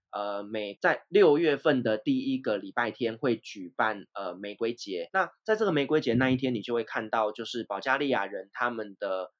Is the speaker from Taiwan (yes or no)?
yes; Taiwan; moved away as an adult; also born or lived in Turkey; 在土耳其的台湾人圈子里面